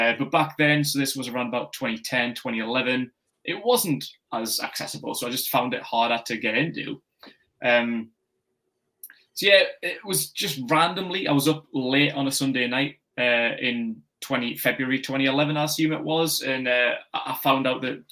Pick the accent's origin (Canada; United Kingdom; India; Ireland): United Kingdom; Newcastle upon Tyne, North East England; I'm from Newcastle in the northeast of England